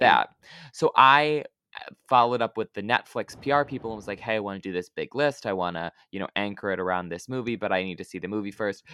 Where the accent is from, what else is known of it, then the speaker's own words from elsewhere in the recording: Lansing, Michigan, United States; accent: Midwestern; Lansing, which is where I grew up